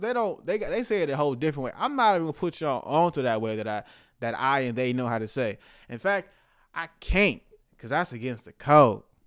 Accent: United States; as of American, living in America

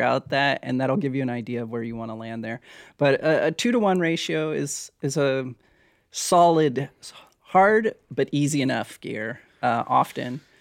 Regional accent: Hawaii, United States; moved away; also born or lived in Oregon; I grew up in Hawaii

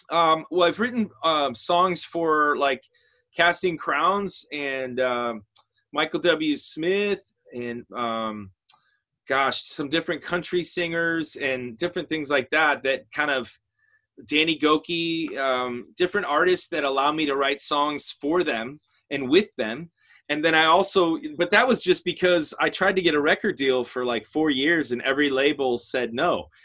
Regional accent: outside of Chicago, Illinois, United States; I grew up outside of Chicago, Illinois

